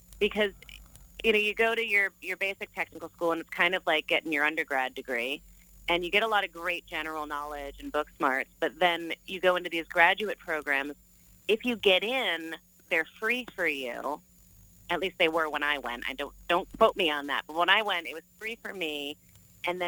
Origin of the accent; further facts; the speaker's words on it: New Jersey, United States; moved away as an adult; also born or lived in Phoenix, Arizona / New York; now in Arizona, United States; my hometown in New Jersey, where my family still lived.